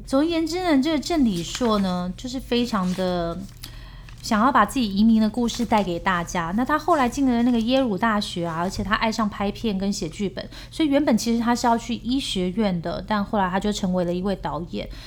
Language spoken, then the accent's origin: Chinese; South Korea; 我们是来自东大门的民族啊